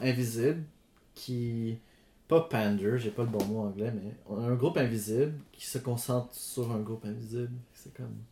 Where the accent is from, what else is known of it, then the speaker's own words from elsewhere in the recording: Gatineau, Quebec, Canada; j'ai grandi à Elmer, juste à côté de la forêt, and that's where I grew up